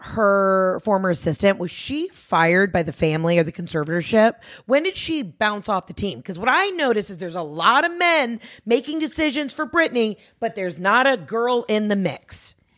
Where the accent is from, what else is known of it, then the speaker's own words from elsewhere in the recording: Georgia, United States; I'm from Georgia